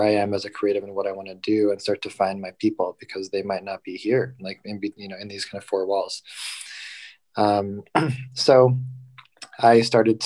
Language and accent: English; Southern California, United States; moved away as an adult; now in San Francisco Bay Area, United States; I was born and raised in Southern California, and I moved up to the Bay after graduation for the first time.